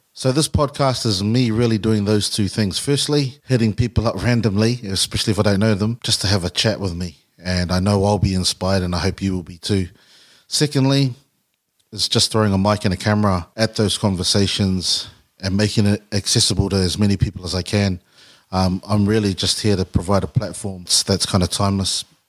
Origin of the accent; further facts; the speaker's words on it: Auckland, New Zealand; a young Samoan kid growing up in South Auckland